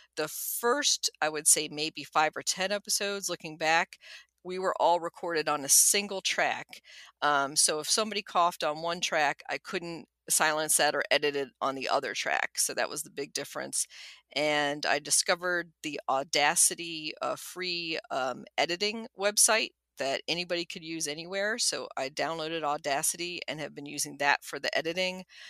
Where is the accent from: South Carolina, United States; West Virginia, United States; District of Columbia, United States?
District of Columbia, United States; Washington; also born or lived in Nuremberg, Germany / College Park, Maryland; We came to the United States when I was a preschooler, where I quickly learned English, and my only sibling, a younger brother, was born at Fort Belvoir in Fairfax County, Virginia. And we mainly stayed in the D C area ever since